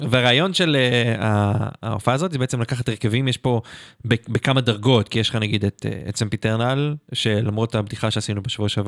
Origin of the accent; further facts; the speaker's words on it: Hungary; אני הונגרי, מותר לי לרדת להונגרים.